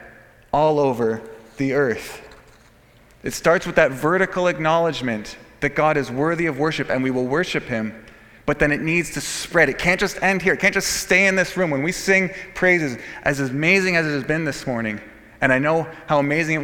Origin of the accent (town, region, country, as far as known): Canada